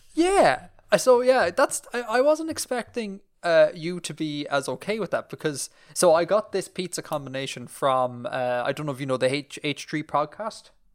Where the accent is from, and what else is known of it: Ireland